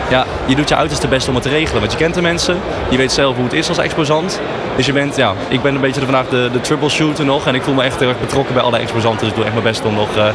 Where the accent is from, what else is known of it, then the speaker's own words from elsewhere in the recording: Netherlands; als Nederlander zijnde